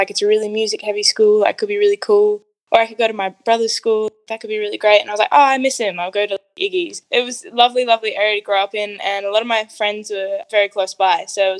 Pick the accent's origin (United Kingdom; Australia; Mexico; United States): Australia; Adelaide, South Australia; Born here in Adelaide to a beautiful Italian Catholic household.